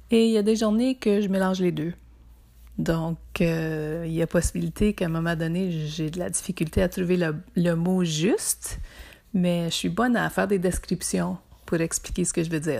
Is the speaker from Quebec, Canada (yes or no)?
no; Ontario, Canada; also born or lived in Toronto / Windsor / Montreal / Ottawa; Bon, je viens du nord de l'Ontario, plus spécifiquement du Témiscamingue. J'ai habité à Toronto, à Windsor, à Montréal, à Ottawa et à Saint-Jean-Terre-Neuve.